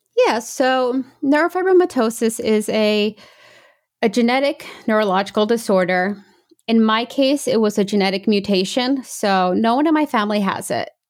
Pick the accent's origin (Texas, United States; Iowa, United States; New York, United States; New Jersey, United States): New York, United States; also born or lived in England / Brazil (parents); I was born in England, and then when I was about one and a half, two, we moved to New York.